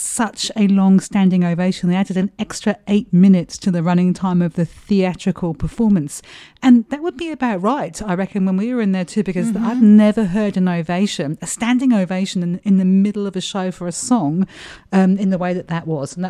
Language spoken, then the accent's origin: English; United Kingdom; now in Melbourne, Australia; being British